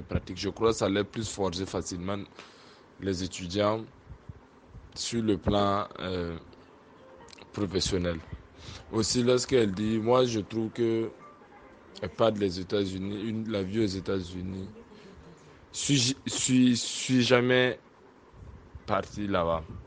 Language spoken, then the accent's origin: French; Burkina Faso; Chez nous, au Burkina